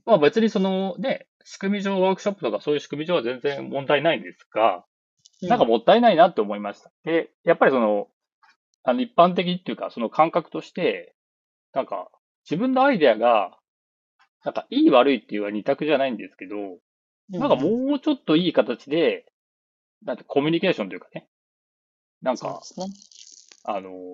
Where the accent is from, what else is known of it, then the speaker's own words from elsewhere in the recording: Nagoya, Aichi, Japan; 名古屋なんですけど